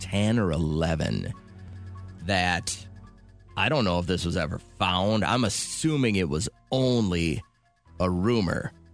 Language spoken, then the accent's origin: English; Belle Plaine, United States; moved away; the small little belly button of Belle Plaine that I grew up